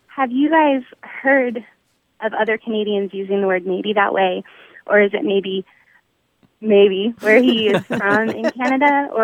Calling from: Anna, Texas, United States; I'm calling from Anna, Texas.

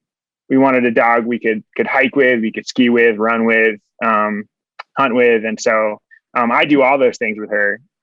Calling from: Massachusetts, United States; So, well, right now I'm actually calling from Massachusetts, which is where my parents live, because I'm visiting them for just a week. I'm heading back to Minnesota tomorrow.

